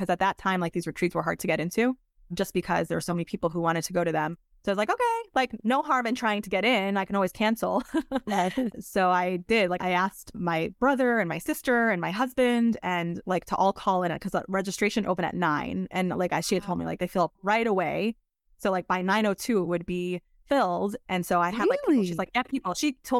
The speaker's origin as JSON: {"language": "English", "town": "Monsey", "region": "New York", "country": "United States", "tie": "born or raised there", "said": "So I grew up in New York, in Muncie, New York, the youngest of five kids."}